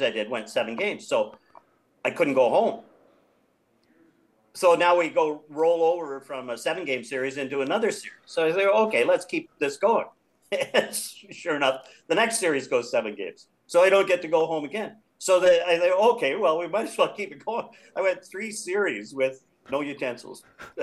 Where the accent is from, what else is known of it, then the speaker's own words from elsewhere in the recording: Vancouver, British Columbia, Canada; I'm from Vancouver